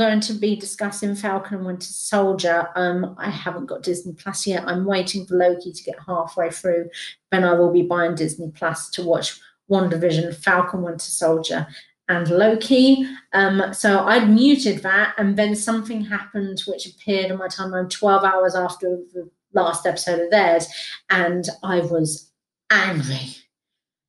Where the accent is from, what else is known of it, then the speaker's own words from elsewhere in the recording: United Kingdom; I'm British